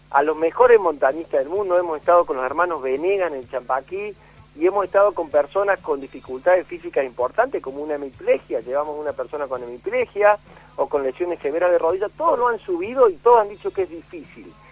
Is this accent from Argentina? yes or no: yes; Argentina; para no olvidarse eh, dónde estamos eh, viviendo, que somos argentinos, que tenemos la cordillera más bella del mundo